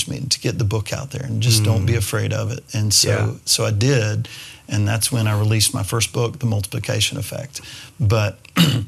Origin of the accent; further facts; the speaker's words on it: West Virginia, United States; moved away; I grew up in West Virginia